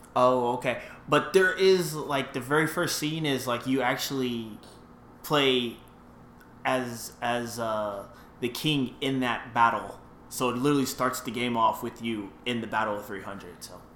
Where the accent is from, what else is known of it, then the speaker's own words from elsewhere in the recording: California, United States; also born or lived in Virginia; now in Arizona, United States; I'm from California